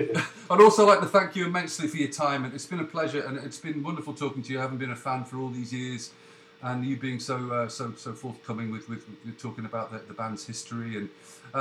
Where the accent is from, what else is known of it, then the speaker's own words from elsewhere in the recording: United Kingdom; Being British